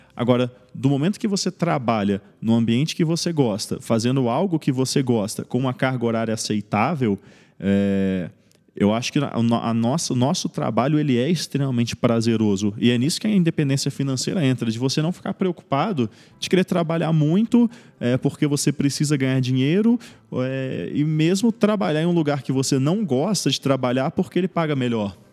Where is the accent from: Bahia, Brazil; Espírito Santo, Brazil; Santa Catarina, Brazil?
Espírito Santo, Brazil; moved away as an adult; now in São Paulo, Brazil; eu não sou aqui de São Paulo, né? Eu sou do Espírito Santo.